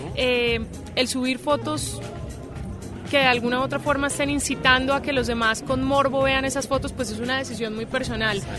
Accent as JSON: {"language": "Spanish", "country": "Colombia", "said": "en mi país, que vuelvo"}